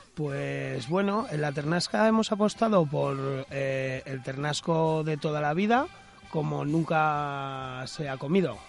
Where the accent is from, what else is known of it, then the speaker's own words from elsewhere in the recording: Aragon, Spain; desde nuestra tierra, ¿no? Y desde Aragón